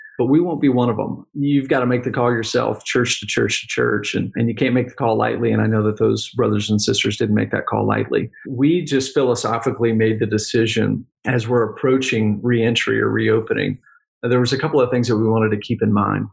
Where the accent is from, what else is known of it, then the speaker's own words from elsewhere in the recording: Texas, United States; Texas, I'm a Texan.